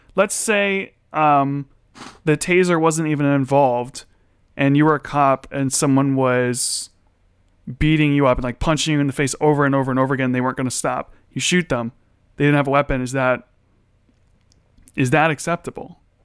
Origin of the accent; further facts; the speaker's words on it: United States; I'm American